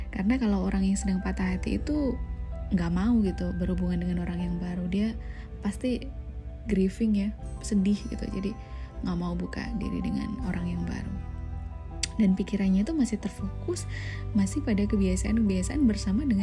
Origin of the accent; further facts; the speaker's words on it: Java, Indonesia; kalau saya sih orang Jawa ya wes